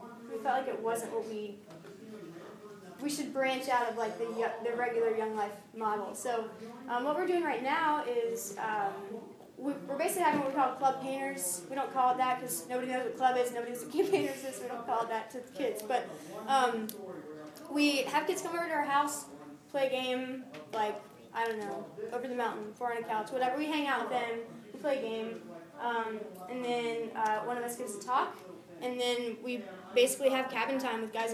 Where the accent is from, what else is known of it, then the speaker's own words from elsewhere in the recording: Fairfield, Ohio, United States; I grew up in Fairfield, which is 15 minutes from New Miami